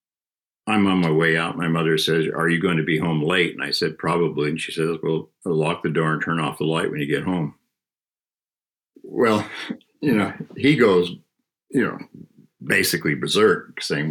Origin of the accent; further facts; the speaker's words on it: Southern California, United States; I grew up in Southern California